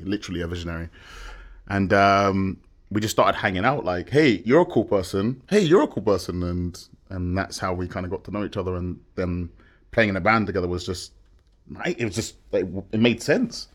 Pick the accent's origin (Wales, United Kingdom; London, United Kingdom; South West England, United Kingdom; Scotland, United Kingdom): London, United Kingdom; moved away as an adult; now in Madrid, Spain; I was born in London and lived on the outskirts for a number of years